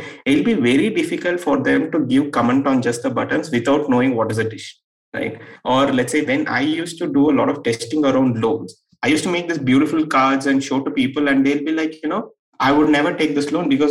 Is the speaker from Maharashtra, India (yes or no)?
no; Erode, Tamil Nadu, India; in a small town like Erode, I come from Erode, it's a small town in Tamil Nadu